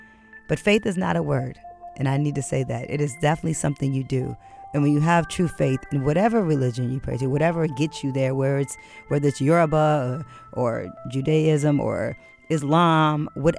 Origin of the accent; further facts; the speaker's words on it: Detroit, Michigan, United States; growing up in Detroit on the border of the largest Arab community in the world outside of the Middle East definitely informed my faith. I went to a predominantly white, very Polish Catholic school in Detroit, Dearborn